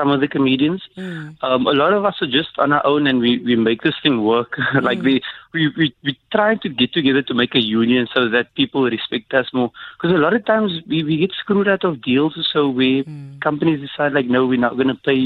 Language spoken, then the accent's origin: English; South Africa